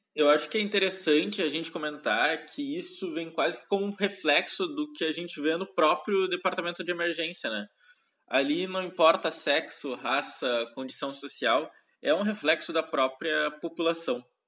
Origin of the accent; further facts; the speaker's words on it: interior of Rio Grande do Sul, Brazil; now in Porto Alegre, Brazil; eu sou do Rio Grande do Sul, nasci no interior do estado, em uma cidadezinha bem pequena, de aproximadamente 15 mil habitantes, onde cresci e estudei até o final do ensino médio.